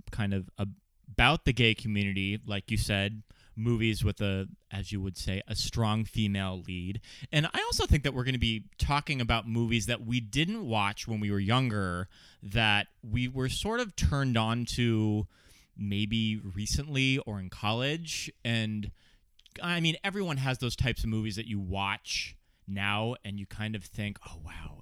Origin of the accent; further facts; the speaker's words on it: central Montana, United States; moved away as an adult; now in California, United States; I moved to California, 9 years ago this year. And growing up in Montana, I'm from a very small town in central Montana